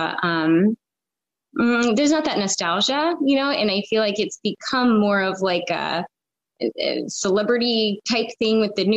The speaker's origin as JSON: {"language": "English", "town": "Federal Way", "region": "Washington", "country": "United States", "tie": "born or raised there", "also_born_or_lived": "Iowa City, Iowa / Chicago / California", "said": "I'm from Federal Way to be exact, which is just south of Seattle, and grew up here"}